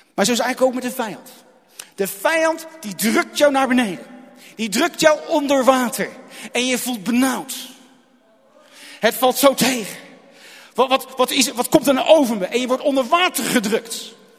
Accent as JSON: {"language": "Dutch", "town": "Rotterdam", "region": "South Holland", "country": "Netherlands", "tie": "born or raised there", "moved": "yes", "lives_now": "Goeree-Overflakkee, Netherlands", "said": "toen ik nog in IJsselmonde woonde"}